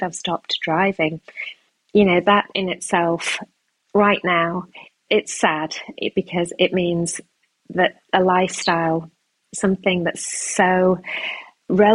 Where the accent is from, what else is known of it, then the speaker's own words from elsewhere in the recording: United Kingdom; I'm a British Pakistani woman